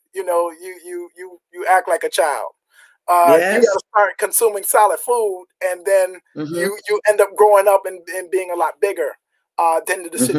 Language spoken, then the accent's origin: English; Jamaica; I'm Jamaican